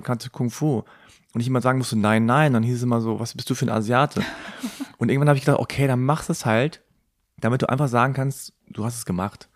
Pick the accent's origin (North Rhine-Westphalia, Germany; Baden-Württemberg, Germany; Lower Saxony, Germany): Lower Saxony, Germany; Hanover; meine Eltern kommen aus Korea, aber ich bin in Hannover geboren und aufgewachsen